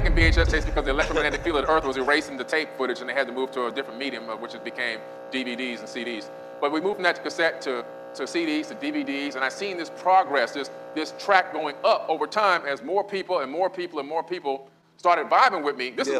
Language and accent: English; Miami, Florida, United States; I grew up in Miami